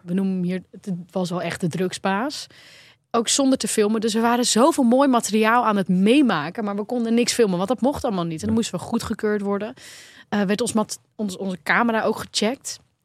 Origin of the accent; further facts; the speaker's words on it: Netherlands; als Nederlander